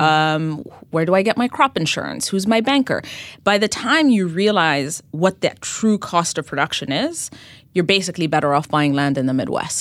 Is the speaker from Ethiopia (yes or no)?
yes; Ethiopia; moved away as an adult; now in New York City, United States; I, uh, was born and raised in Ethiopia